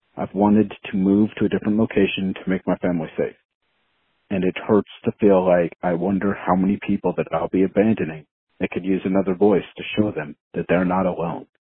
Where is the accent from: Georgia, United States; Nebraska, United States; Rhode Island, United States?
Nebraska, United States; Omaha; I was born in Omaha, Nebraska, I've lived here, I've been educated here, and I continue to work